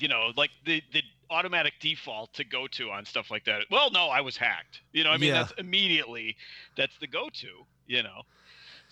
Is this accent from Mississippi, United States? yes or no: no; Chicago, Illinois, United States; I am from Chicago, from the actual city.